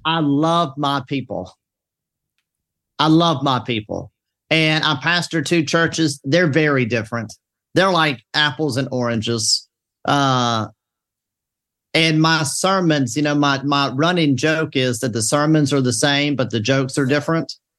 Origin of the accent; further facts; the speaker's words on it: the South, Southern United States, United States; I'm a Southerner